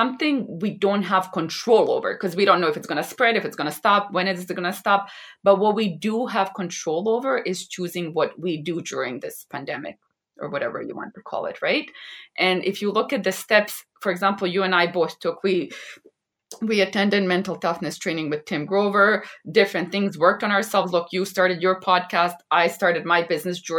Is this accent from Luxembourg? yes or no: no; Vancouver, British Columbia, Canada; also born or lived in Bosnia and Herzegovina; I was born in a small country in the Balkans, in Bosnia and Herzegovina. And then we immigrated to Canada and I grew up here in Vancouver, British Columbia.